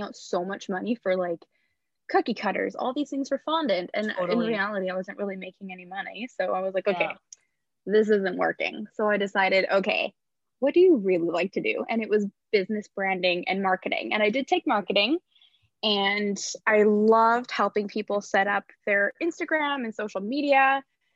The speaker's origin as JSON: {"language": "English", "area": "Vancouver Island", "region": "British Columbia", "country": "Canada", "moved": "yes", "lives_now": "Vancouver, Canada", "said": "I am originally from Vancouver Island. I am a local hairstylist here in Vancouver, BC."}